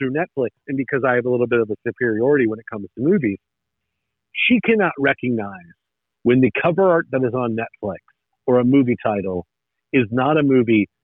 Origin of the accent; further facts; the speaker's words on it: Northern Kentucky, United States; I was born and raised in Northern Kentucky, which is real close to Cincinnati